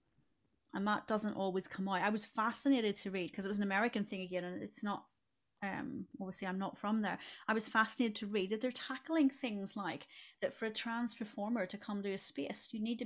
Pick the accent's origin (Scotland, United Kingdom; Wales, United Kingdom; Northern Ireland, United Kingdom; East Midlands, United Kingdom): Northern Ireland, United Kingdom; Belfast; moved away; Belfast, where I'm from